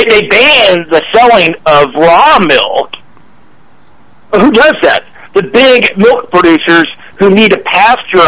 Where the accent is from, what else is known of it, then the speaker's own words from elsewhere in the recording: Idaho, United States; I grew up in Idaho